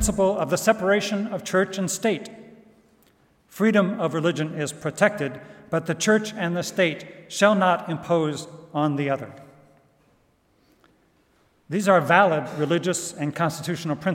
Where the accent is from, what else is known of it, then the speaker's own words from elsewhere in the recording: Goshen, Indiana, United States; moved away; here in Goshen with friends back what used to be my hometown